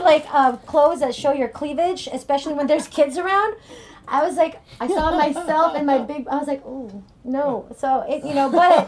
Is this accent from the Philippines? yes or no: yes; Philippines; also born or lived in Cerritos, California / Orange County, California; now in United States; I grew up in the Philippines